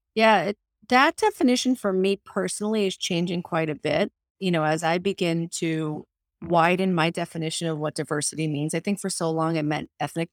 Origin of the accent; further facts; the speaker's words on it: United States; first language Spanish; English is a second language; I was the first one in my family born in this country. Um, so I was born to Colombian immigrant parents who immigrated to the United States in the seventies I, my first language was Spanish, and I didn't learn English until I went to school